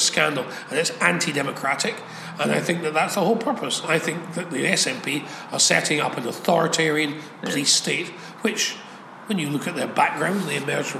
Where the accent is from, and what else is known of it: Scots, Scotland, United Kingdom